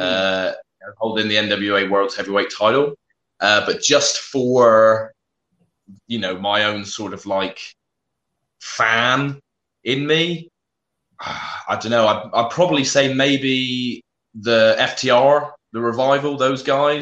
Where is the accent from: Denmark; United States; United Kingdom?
United Kingdom; also born or lived in South West England; I'm a British wrestler based in the southwest of England